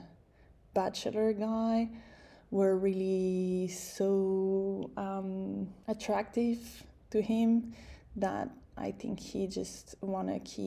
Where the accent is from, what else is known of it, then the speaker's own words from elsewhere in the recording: Canada; moved away; I'm Canadian